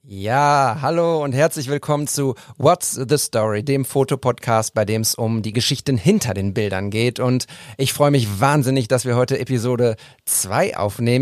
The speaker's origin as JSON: {"language": "German", "town": "Münster", "region": "North Rhine-Westphalia", "country": "Germany", "lives_now": "Bochum, Germany", "said": "Als Münsteraner und Bochumer"}